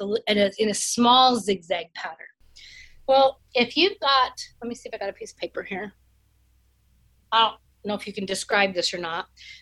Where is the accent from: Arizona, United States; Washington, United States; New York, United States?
Washington, United States; now in Utah, United States; I'm from Washington State